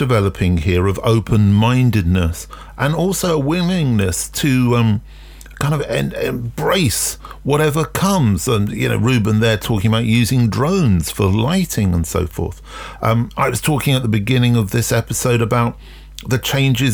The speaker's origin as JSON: {"language": "English", "region": "London", "country": "United Kingdom", "tie": "born or raised there", "said": "I grew up in London during punk"}